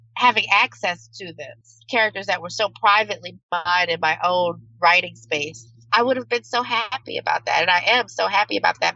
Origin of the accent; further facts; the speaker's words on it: New Orleans, Louisiana, United States; I'm from New Orleans